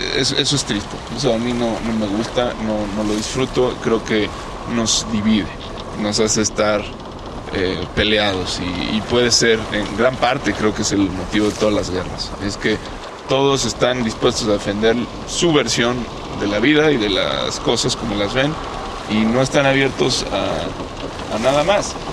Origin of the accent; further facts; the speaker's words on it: Mexico; nosotros como mexicanos